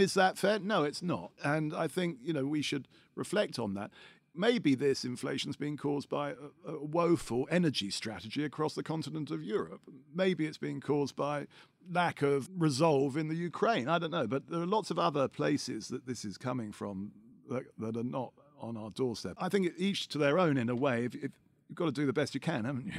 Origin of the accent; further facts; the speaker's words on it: London, United Kingdom; I am a Londoner